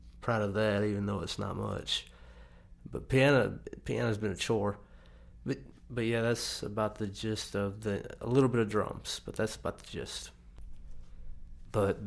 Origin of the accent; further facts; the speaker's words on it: Kennedy, Alabama, United States; since I've moved back to my hometown in Kennedy around the Tuscaloosa area